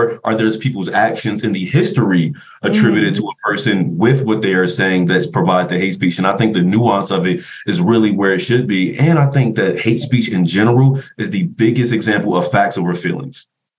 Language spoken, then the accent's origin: English; East Coast, United States; One, because I'm from the East Coast.